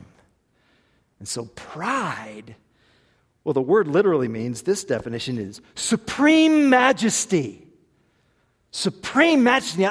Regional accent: Tulsa, Oklahoma, United States; I was born in Tulsa, Oklahoma

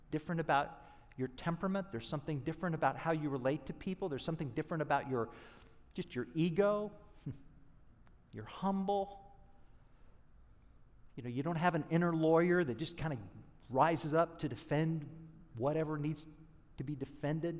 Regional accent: Oklahoma, United States; I'm from Oklahoma

